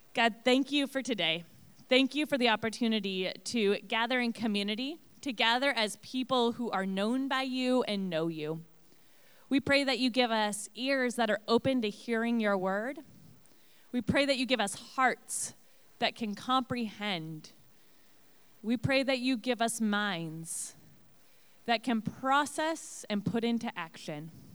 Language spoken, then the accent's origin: English; Portland, Oregon, United States; moved away as an adult; now in Illinois, United States; I grew up out west in Portland area and moved to Illinois almost nine years ago